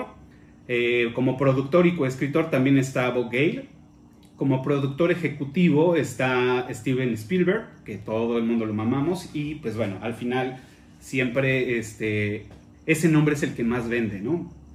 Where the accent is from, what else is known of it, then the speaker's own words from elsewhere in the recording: Mexico; aquí en México